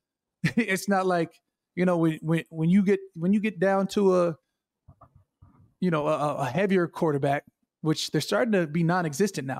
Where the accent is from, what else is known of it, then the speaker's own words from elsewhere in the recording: Chandler, Arizona, United States; moved away; also born or lived in Minnesota; I'm from Chandler, Arizona.